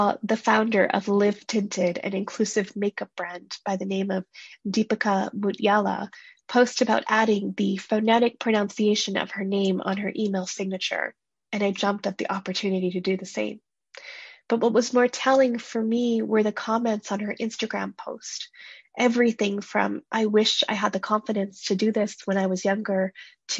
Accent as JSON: {"language": "English", "country": "Canada", "said": "first-generation Canadians like myself"}